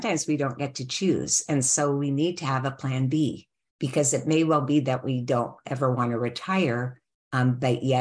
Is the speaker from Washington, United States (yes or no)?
yes; Seattle, Washington, United States; moved away as an adult; also born or lived in California; I grew up in Seattle, Washington.